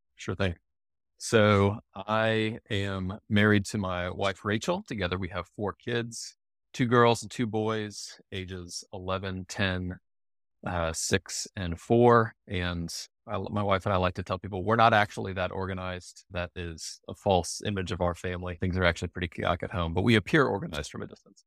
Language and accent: English; Charlottesville, Virginia, United States; moved away as an adult; also born or lived in Denver / Washington, D.C.; I grew up in Charlottesville. It's a university town.